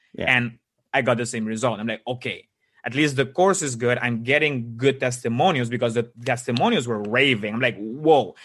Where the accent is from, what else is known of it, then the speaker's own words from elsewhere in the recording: Aruba; moved away as an adult; now in Netherlands; I actually was born in Aruba, and in 2016, I've moved to the Netherlands.